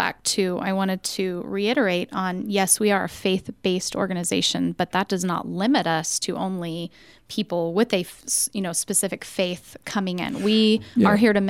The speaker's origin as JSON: {"language": "English", "region": "New Mexico", "country": "United States", "moved": "yes", "lives_now": "Arizona, United States", "said": "I'm from New Mexico."}